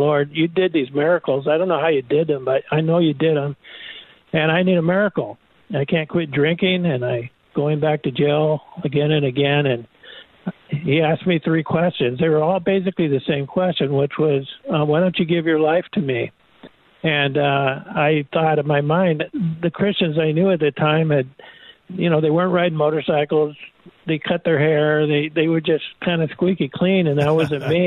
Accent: Chula Vista, California, United States; I was born and bred in Chula Vista, and I've been a resident my whole life here

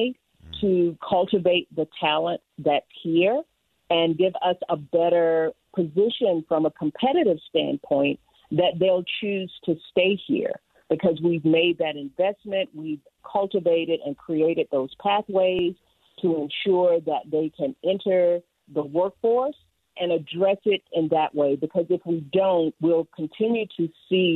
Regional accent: Louisiana, United States; now in Utah, United States; I'm a girl from Louisiana, spend a lot of time in New Orleans

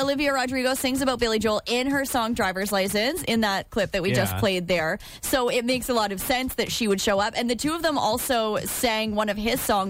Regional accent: Halifax, Nova Scotia, Canada; also born or lived in Great Lakes; now in Ontario, Canada; growing up in Halifax, and now I'm here in the Great Lakes.

